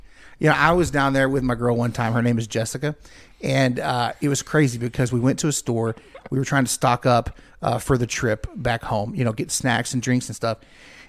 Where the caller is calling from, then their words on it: Sachse, Texas, United States; I'm calling you from the Dallas-Fort Worth hub.